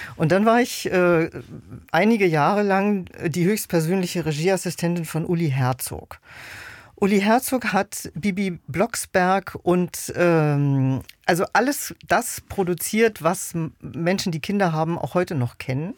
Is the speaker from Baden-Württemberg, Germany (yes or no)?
no; Berlin, Germany; Also ich bin äh, in Westberlin geboren ein Kind der deutsch-deutschen Teilung